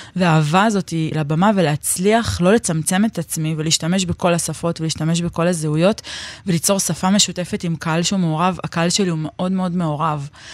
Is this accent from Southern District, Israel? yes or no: no; Neve Shalom, Jerusalem District, Israel; אני גדלתי בנווה שלום